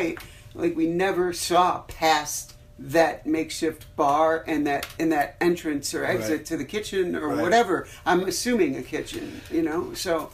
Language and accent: English; Arlington Heights, Illinois, United States; also born or lived in Wheeling, Illinois; I grew up in Wheeling and Arlington Heights, like northwest suburbs